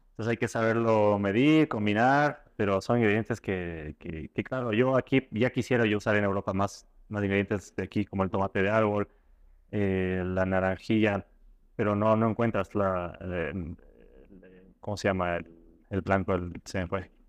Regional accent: Ecuador; puedes transmitir esto siendo ecuatoriano a los chefs eh, que, asisten a tus clases o a tus presentaciones es, lo mejor para mí. Eh, es estar lejos representando a tu, a tu país

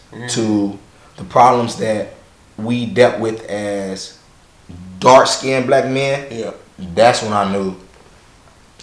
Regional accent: Chicago, Illinois, United States; now in North Little Rock, United States; I'm originally from Chicago

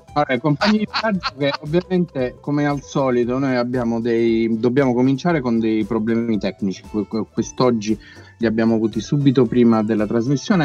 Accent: Teramo, Abruzzo, Italy; sei teramano come noi

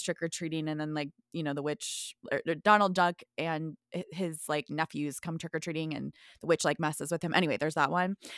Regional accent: Midwest, United States; originally from the Midwest

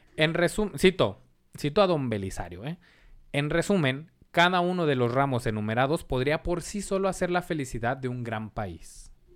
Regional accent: Ciudad Juárez, Chihuahua, Mexico; de aquí somos de Ciudad Juárez

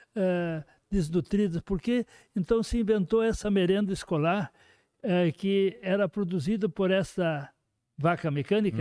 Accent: Horizontina, Rio Grande do Sul, Brazil; sou de Horizontina

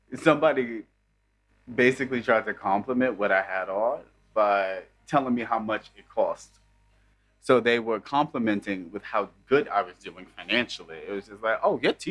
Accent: New York, United States; I'm from New York

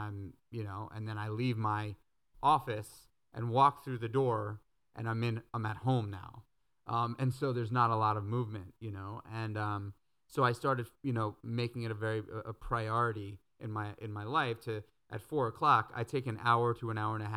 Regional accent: New York City, New York, United States; moved away as an adult; also born or lived in Brooklyn; I grew up in New York City. I lived in New York City my whole entire life

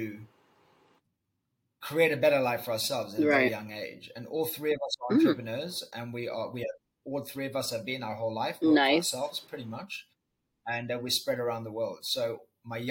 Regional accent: Cape Town, Western Cape, South Africa; accent: South African; moved away; I grew up in Cape Town, South Africa. Ooh. That's my sexy accent, South African.

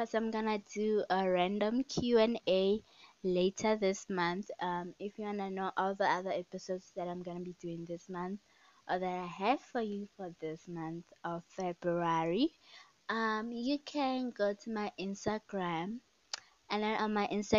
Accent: South Africa; I am South African

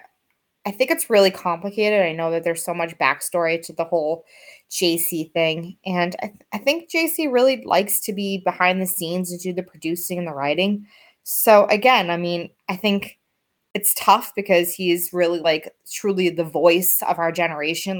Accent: Boston, Massachusetts, United States; I'm from Boston

